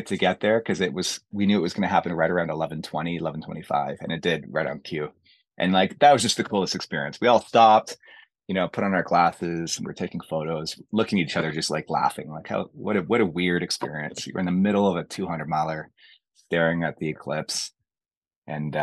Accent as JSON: {"language": "English", "country": "Canada", "said": "Being a Canadian, you know, I can handle the cold"}